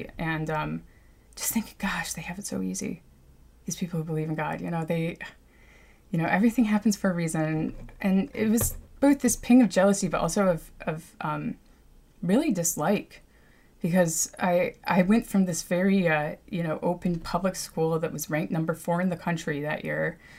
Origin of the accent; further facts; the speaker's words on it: New York, United States; born there; So my background, I guess, I was born in Mount Sinai, and apparently I barely cried, and I was like super jolly as a baby